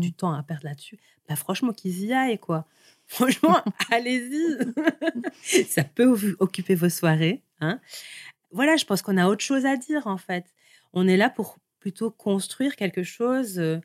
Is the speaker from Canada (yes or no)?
no; Seraing, Wallonia, Belgium; je suis née euh, plus précisément à Seraing